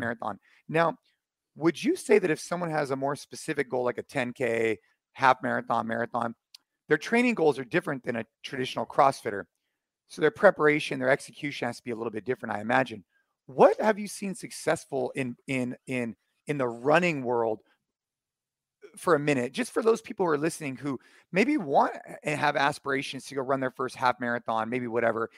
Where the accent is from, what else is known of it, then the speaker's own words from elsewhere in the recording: United States; here in the, in the, um, U S, actually, actually at my hometown